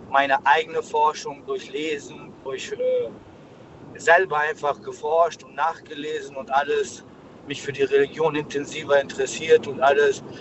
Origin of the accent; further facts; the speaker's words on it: Pforzheim, Baden-Württemberg, Germany; Ich komme aus Pforzheim. In Pforzheim.